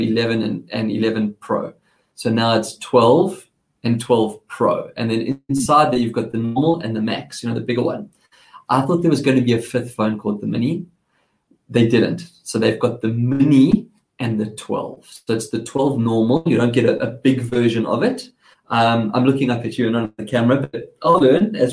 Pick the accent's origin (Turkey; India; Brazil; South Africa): South Africa; accent: South African; now in Australia; I have a South African accent